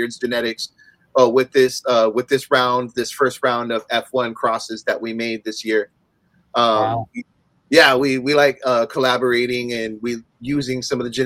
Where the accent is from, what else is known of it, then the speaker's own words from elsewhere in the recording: Hawaii, United States; also born or lived in Pacific Northwest; now in Oregon, United States; I was born here in the Pacific Northwest. I grew up in Hawaii, lived half my life out there.